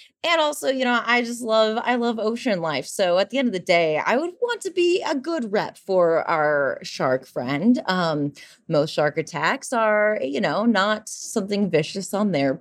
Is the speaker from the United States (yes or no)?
yes; Lake Michigan, Midwest, United States; I grew up right on Lake Michigan.